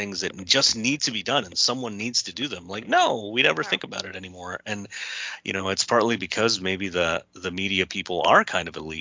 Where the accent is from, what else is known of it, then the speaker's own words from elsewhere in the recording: California, United States; moved away as an adult; also born or lived in New York; I was very poor when I was raised in California